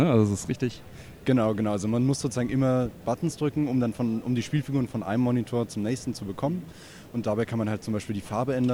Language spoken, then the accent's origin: German; Hamburg, Germany; Dann fahre ich wieder zurück nach Hamburg, wo ich herkomme.